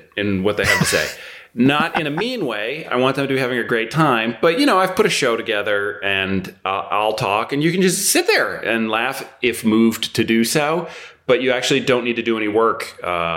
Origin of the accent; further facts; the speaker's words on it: United States; moved away as an adult; now in London, United Kingdom; we say water because we're American, my wife and I.